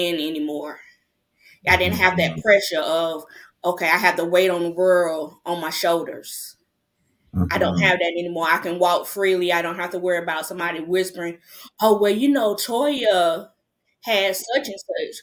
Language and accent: English; North Carolina, United States; I'm from North Carolina.